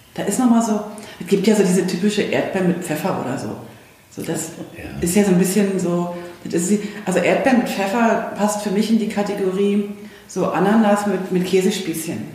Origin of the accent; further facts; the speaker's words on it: East Germany, Germany; ich bin ja aus dem Osten